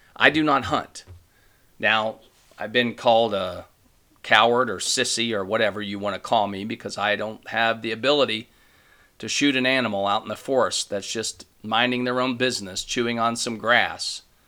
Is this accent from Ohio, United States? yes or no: yes; Ohio, United States; I'm from Ohio.